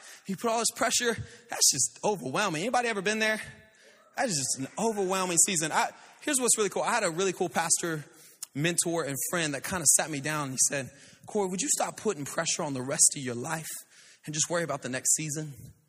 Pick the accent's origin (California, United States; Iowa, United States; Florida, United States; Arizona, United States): Florida, United States; Pensacola; also born or lived in Louisiana; But, man, I was born in Louisiana, but I was raised in Pensacola, Florida. Beautiful place. My family's up there.